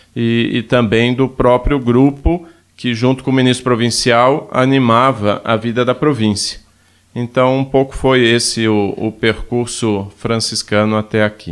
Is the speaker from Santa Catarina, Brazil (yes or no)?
yes; Ituporanga, Santa Catarina, Brazil; eu venho de uma cidade de Santa Catarina chamada Ituporanga